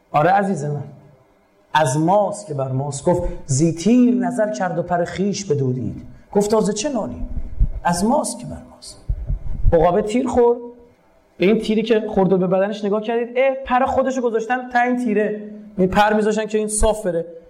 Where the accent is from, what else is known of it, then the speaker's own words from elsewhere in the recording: Iran; به عنوان یک ایرانی به عنوان یک مسلمان